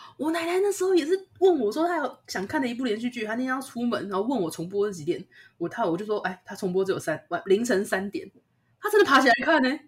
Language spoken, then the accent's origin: Chinese; Taipei, Taiwan; moved away as an adult; now in Taoyuan, Taiwan; 我们毕竟那时候在台北也住了，我那时候大二、大三吧，也住了快二十年了